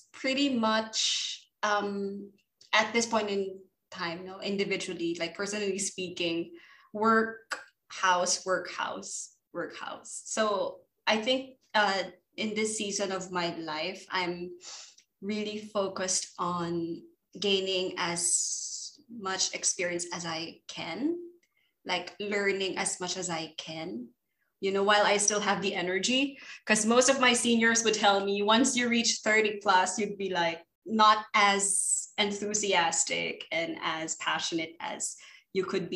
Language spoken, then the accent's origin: English; Philippines; moved away as an adult; now in Thailand; Pinoy na Pinoy.